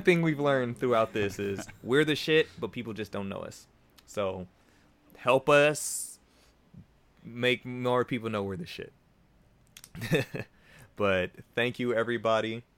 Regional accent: Bay Area, California, United States; we're from the Bay Area.

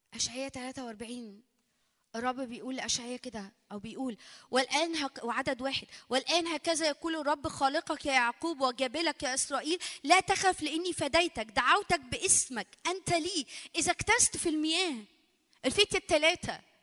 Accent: Egypt; عندنا في مصر

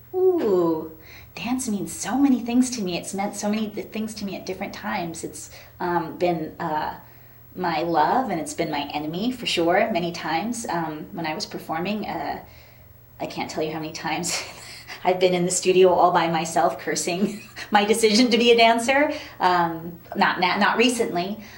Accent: Poughkeepsie, New York, United States; moved away as an adult; also born or lived in Rhinebeck, New York / Spain; I was born in Rhinebeck, New York, and I grew up in the Hudson Valley, primarily in um, the suburbs of Poughkeepsie.

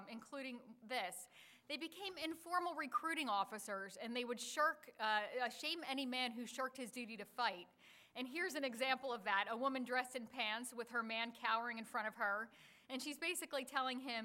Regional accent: Philadelphia, Pennsylvania, United States; moved away as an adult; also born or lived in Atlanta; I was born and raised in Philadelphia, and I moved to Atlanta in 2001

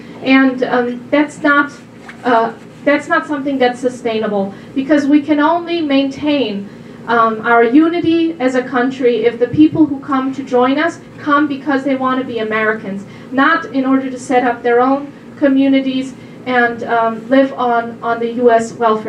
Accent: Germany; now in United States; I'm a first-generation immigrant myself. I came from Germany about 15 years ago, and I love it here.

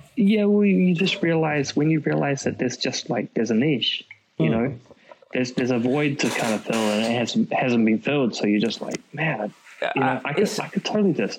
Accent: Auckland, New Zealand; I came from New Zealand

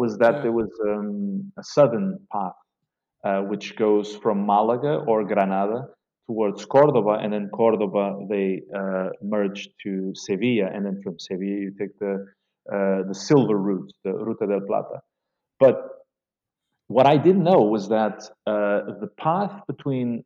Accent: Portugal; moved away as an adult; now in Beirut, Lebanon; from Portugal

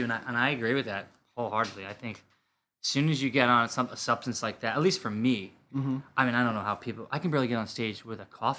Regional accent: Bergen County, New Jersey, United States; moved away as an adult; now in Los Angeles, United States; New Jersey, where I'm from

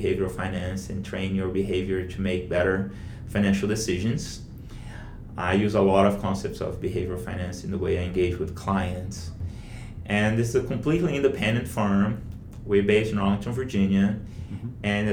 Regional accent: Rio de Janeiro, Brazil; moved away as an adult; now in Washington DC, United States; Leblon's the beach where I grew up in Rio, you know, in the area where I grew up in Rio.

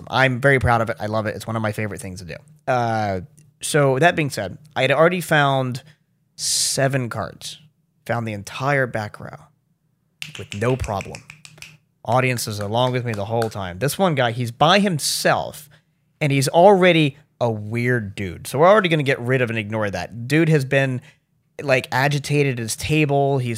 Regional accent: Baltimore, Maryland, United States; South Baltimore. Well, everybody calls it Federal Hill now to make it sound all swanky

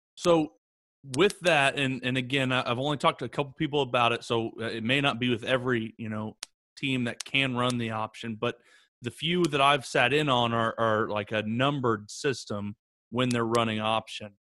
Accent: Oklahoma, United States; growing up here in Oklahoma

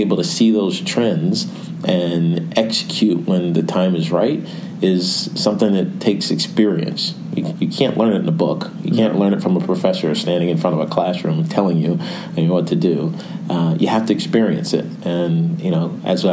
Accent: Roanoke, Virginia, United States; now in New York, United States; my hometown in Roanoke

